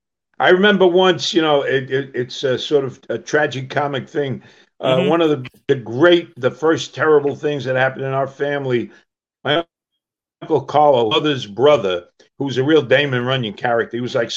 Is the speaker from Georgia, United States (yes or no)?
no; New York City, New York, United States; born or raised there; moved away as an adult; now in California, United States